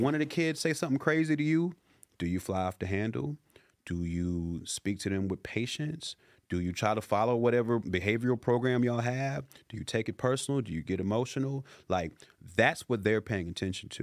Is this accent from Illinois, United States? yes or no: yes; Chicago, Illinois, United States; now in Los Angeles, United States; growing up in the hoods, I grew up in the Chicago